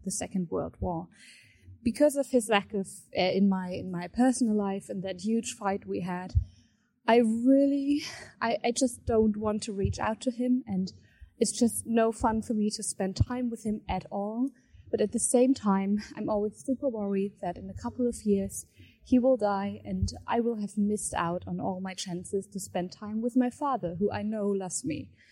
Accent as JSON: {"language": "English", "country": "Germany", "said": "I'm twenty-four years old and I'm from Germany."}